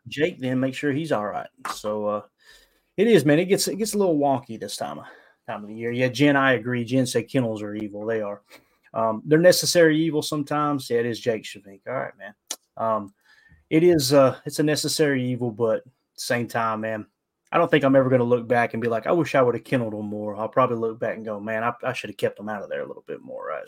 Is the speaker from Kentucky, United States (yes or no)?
yes; Kentucky, United States; accent: Kentucky / Appalachian; Mine's a Kentucky accent